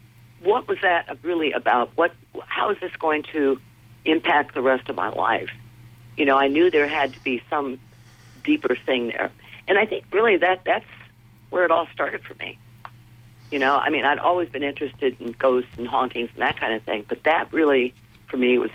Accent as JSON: {"language": "English", "town": "Maracaibo", "region": "Zulia", "country": "Venezuela", "tie": "born or raised there", "also_born_or_lived": "Caracas", "said": "And I was born and raised in Venezuela. And when I was about three, we moved from Caracas, the capital, to Maracaibo."}